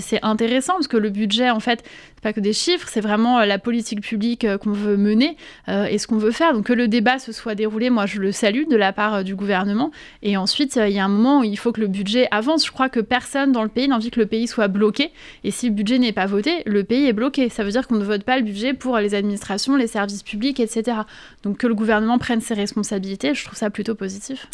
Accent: Paris, Île-de-France, France; also born or lived in Corsica; Le 19e arrondissement, c'est un arrondissement que je connais bien. J'ai grandi, j'étais à la Cité Rouge, j'étais à l'école Avenue Simon Bolivar.

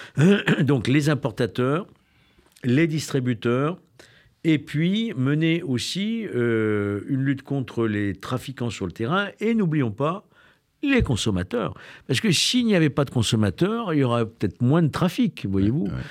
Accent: Lyon, Auvergne-Rhône-Alpes, France; Je suis lyonnais.

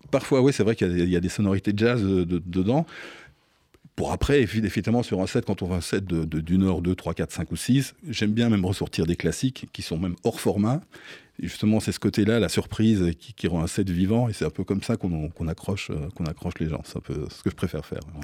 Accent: Belgium; moved away as an adult; now in Paris, France; j'ai fait tout, voilà, tous mes écolages là-bas, des sonos mobiles, des, soirées d'étudiantes, et puis de voilà, les, clubs se sont, arrivés après, de plus en plus grands. Et, euh, je, voilà, je suis resté jusqu'à l'âge de 26 ans en, Belgique

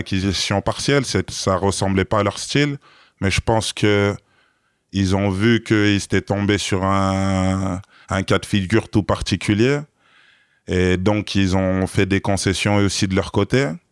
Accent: France; je suis pas de Paris. Ça veut dire que à Paris, je suis un provincial banlieusard

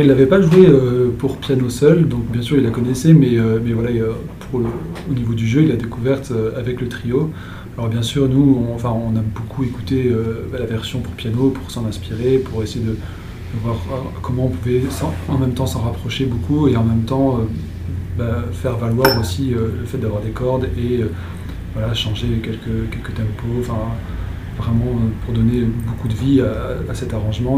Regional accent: Toulouse, Occitania, France; On vient de Toulouse tous les deux

